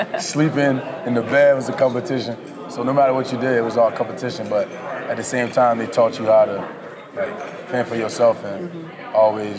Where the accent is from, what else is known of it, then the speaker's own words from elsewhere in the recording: Florida, United States; moved away; I'm from Florida too.